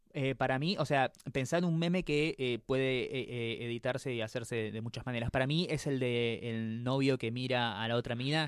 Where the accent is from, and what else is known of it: Argentina